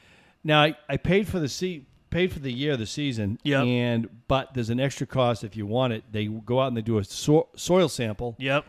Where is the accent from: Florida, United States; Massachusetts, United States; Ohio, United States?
Massachusetts, United States; now in Connecticut, United States; I'm from Massachusetts.